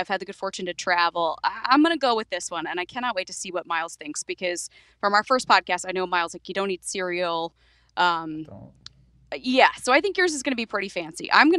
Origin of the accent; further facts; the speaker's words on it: North Carolina, United States; Well, I grew up. I mean, I grew up here in North Carolina. We had Sunday lunch every Sunday at my grandmother's house.